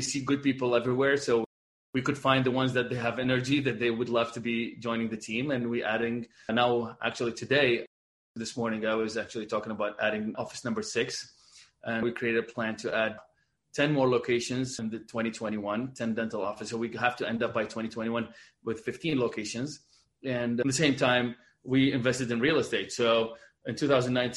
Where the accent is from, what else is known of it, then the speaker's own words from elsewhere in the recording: Baghdad, Baghdad Governorate, Iraq; moved away as an adult; also born or lived in Dubai / Abu Dhabi; now in Boston, United States; born and raised in Baghdad, Iraq, and moved after we went to dental school there